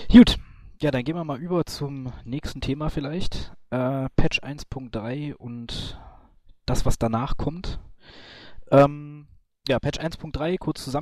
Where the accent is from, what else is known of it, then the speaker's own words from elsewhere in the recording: North Rhine-Westphalia, Germany; Genau, ähm, ich komme auch aus der Ecke.